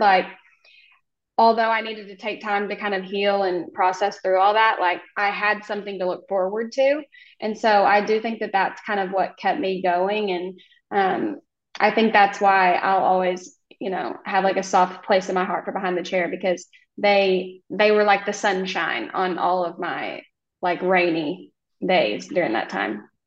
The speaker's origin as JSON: {"language": "English", "region": "Oklahoma", "country": "United States", "said": "I am from Oklahoma"}